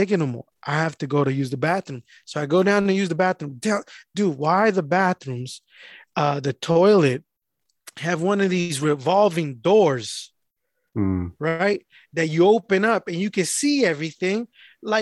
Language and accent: English; Richmond, United States; I'm from Richmond